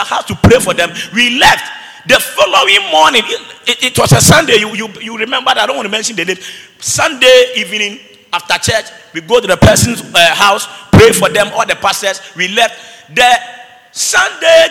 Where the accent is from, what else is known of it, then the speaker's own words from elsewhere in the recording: Ghana; moved away; my hometown, talk about Borahafo